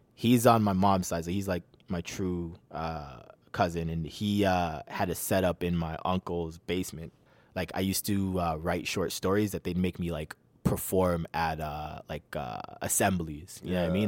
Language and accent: English; Toronto, Ontario, Canada; also born or lived in Mississauga; I was born in Toronto